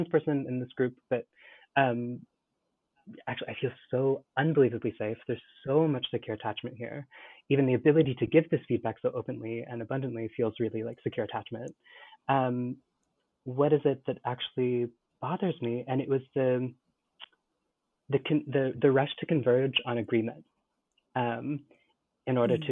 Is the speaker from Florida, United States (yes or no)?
no; California, United States; so I grew up in California in the 90s into the aughts